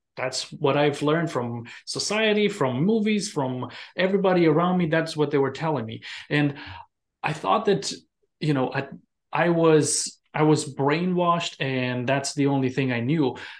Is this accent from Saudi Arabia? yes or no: no; Romania; moved away as an adult; now in United States; when I came from Romania